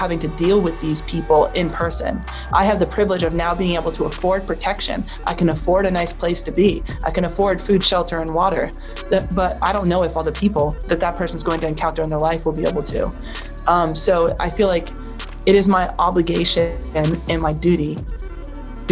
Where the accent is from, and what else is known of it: Vermont, United States; born or raised there